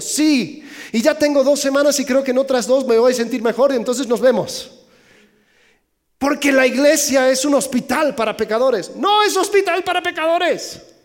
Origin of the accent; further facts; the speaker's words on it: Mexico; soy mexicano